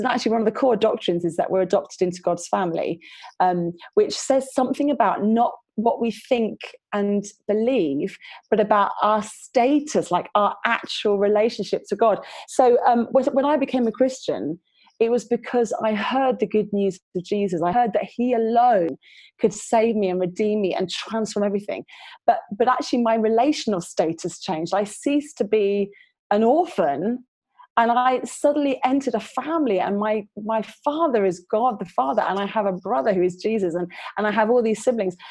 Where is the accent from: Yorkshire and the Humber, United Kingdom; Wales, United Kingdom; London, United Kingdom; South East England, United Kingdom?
London, United Kingdom; now in Preston, United Kingdom; currently living in Preston in the northeast, the mighty north, which is not quite as north as you guys up in Durham, but it's pretty far because I grew up in London